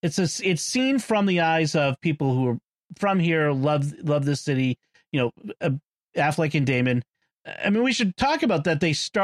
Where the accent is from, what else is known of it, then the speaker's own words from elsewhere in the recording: Boston, Massachusetts, United States; accent: Boston; Father Chip and I are both from Boston, I was born in Boston.